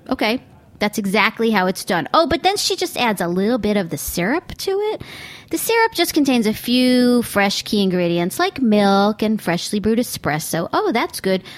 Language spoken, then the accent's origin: English; United States; I'm still an American, cosmopolitan as I may be.